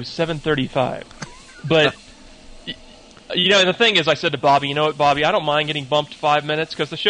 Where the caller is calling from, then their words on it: Los Angeles, California, United States; from L.A.